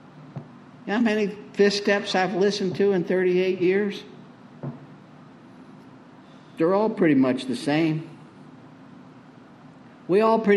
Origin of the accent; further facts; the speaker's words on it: Tornado Alley, United States; I grew up in Tornado Alley